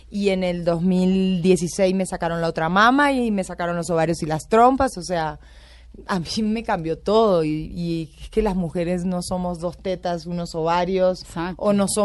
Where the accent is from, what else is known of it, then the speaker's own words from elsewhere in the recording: Concordia, Entre Ríos, Argentina; also born or lived in Buenos Aires; now in Bogotá, Colombia; soy de pueblo. Y mm, en el libro cuento mucho de Concordia, de cómo me crié, de, dónde nací, de cómo era mi vida.